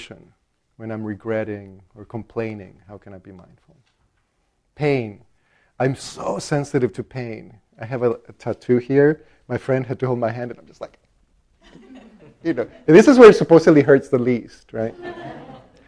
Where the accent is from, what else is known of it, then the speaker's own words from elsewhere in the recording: El Salvador; now in Minnesota, United States; I grew up Catholic in El Salvador